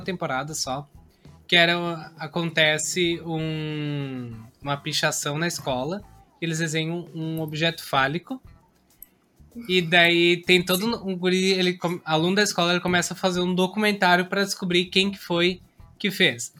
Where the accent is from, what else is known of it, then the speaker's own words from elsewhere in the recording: Caxias do Sul, Rio Grande do Sul, Brazil; eu sou de Caxias do Sul, lá tem muitas empresas grandes